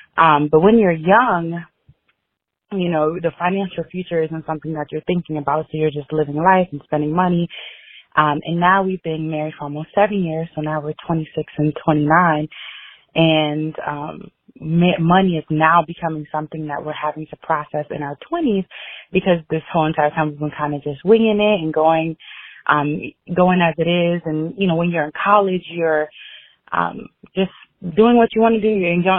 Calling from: Dallas, Texas, United States; I'm calling from Dallas.

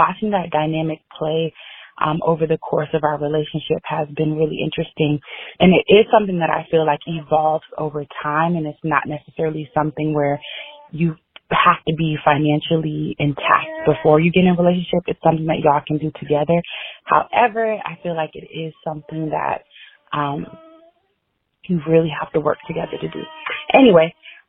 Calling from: Dallas, Texas, United States; I'm calling from Dallas.

